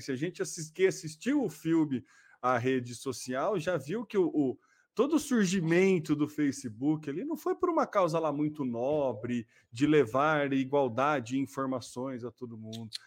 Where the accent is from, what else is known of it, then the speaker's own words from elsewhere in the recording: Brazil; a gente é brasileiro